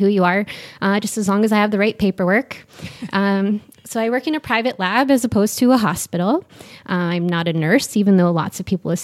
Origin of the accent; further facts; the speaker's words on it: Niagara region, Ontario, Canada; I'm born and raised in Canada, in the Niagara region. So I grew up pretty close to the border.